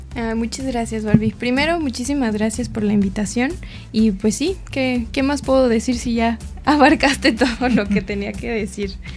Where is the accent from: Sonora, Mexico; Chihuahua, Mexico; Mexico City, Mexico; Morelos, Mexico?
Mexico City, Mexico; en mi familia nosotros somos de Ciudad de México